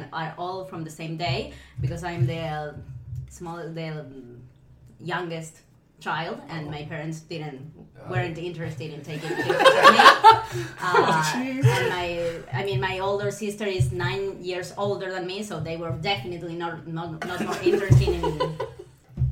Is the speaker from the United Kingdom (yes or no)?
no; Argentina; moved away; I'm from Argentina, which is a country that it's super far away.